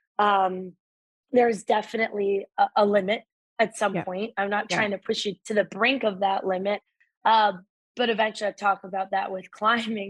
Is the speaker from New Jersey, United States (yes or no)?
yes; Northern New Jersey, United States; I grew up in Northern New Jersey